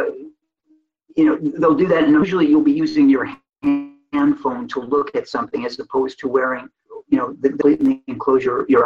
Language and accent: English; United States; now in Kuala Lumpur, Malaysia; an American who's speaking to you from Kuala Lumpur, Malaysia